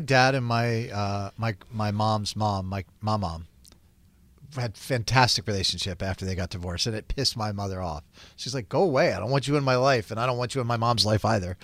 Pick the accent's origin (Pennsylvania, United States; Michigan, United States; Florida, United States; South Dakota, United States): Florida, United States; moved away as an adult; I grew up in Florida, and I lived in Florida for a long time